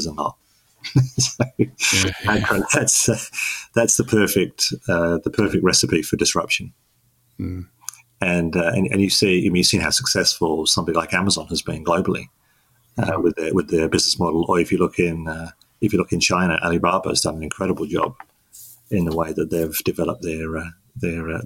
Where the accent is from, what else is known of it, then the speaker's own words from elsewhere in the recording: London, United Kingdom; moved away as an adult; now in Melbourne, Australia; I was born in London in the UK. And lived there for 18 years.